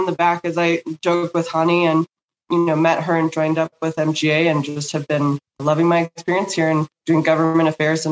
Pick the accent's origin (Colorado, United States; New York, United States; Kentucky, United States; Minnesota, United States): Colorado, United States; also born or lived in California; So when I came home from California after law school to Colorado